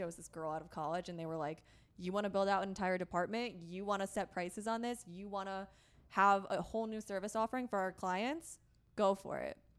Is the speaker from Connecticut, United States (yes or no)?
yes; Connecticut, United States; moved away as an adult; also born or lived in upstate New York / New York City; now in San Diego, United States; I grew up in Connecticut, kind of along the shoreline in a very white, very conservative area